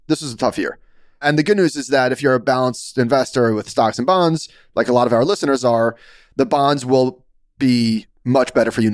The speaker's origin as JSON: {"language": "English", "region": "New York", "country": "United States", "said": "as a New Yorker"}